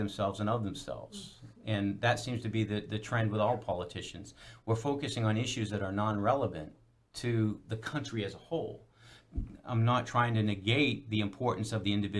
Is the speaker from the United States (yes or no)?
yes; United States; We as an American people